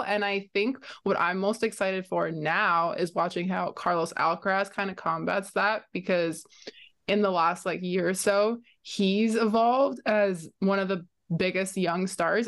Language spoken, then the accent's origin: English; Romania; now in Canada; I'm from Romania